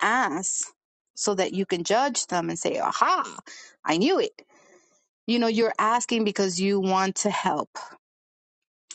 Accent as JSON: {"language": "English", "town": "New York City", "region": "New York", "country": "United States", "accent": "Brooklyn/New York", "said": "people will know where I'm from because of my accent"}